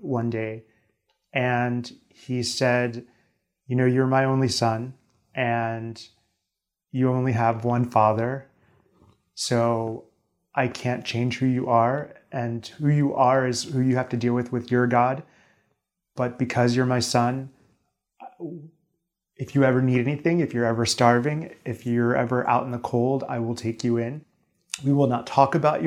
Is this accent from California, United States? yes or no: no; Lancaster, Pennsylvania, United States; I'm from Lancaster, Pennsylvania